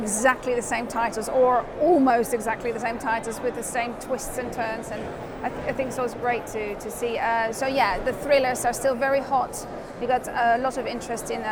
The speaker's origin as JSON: {"language": "English", "country": "Netherlands", "moved": "yes", "lives_now": "United Kingdom", "said": "I'm not originally from the UK, I'm from the Netherlands."}